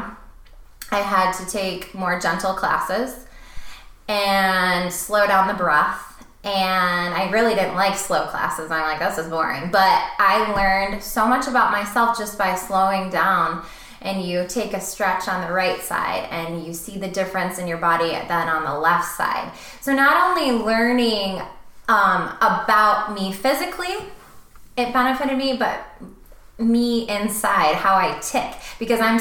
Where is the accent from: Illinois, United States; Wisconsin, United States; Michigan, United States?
Michigan, United States; Saginaw; moved away as an adult; also born or lived in Chicago; back to Michigan, I moved into a smaller town where I grew up. I grew up and I was raised there